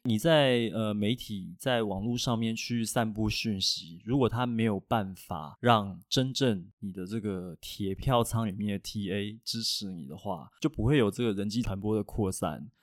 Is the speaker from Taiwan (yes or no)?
yes; Taiwan; 我们台湾人啊，要写这种西方题材啊，其实我是觉得是有难度的啦